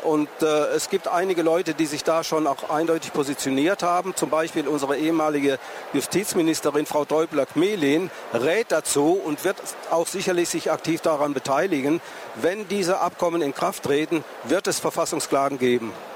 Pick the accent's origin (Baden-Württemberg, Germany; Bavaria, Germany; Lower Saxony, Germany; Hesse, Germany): Baden-Württemberg, Germany; near Tübingen; ich bin aus der Nähe von Tübingen zu Hause